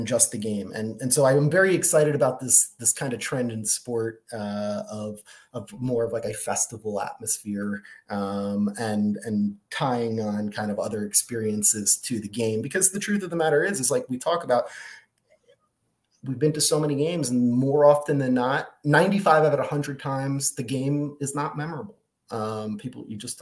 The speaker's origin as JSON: {"language": "English", "town": "Livingston", "region": "New Jersey", "country": "United States", "tie": "born or raised there", "also_born_or_lived": "Arizona", "said": "I grew up in North Jersey in Livingston, next to South Orange"}